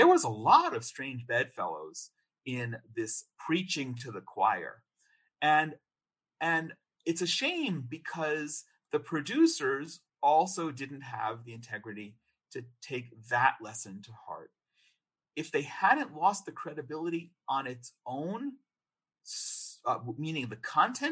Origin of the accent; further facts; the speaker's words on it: United States; I grew up in America.